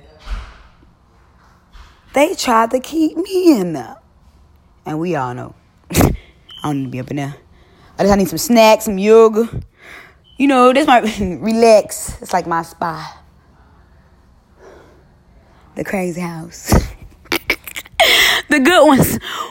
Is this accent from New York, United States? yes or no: no; Mississippi, United States; I'm from Mississippi.